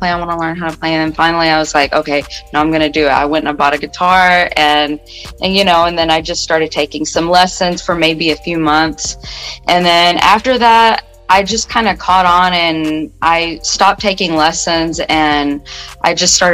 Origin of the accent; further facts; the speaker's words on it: Odessa, Texas, United States; There's, not really much to say about about that place. It's just somewhere where I went to school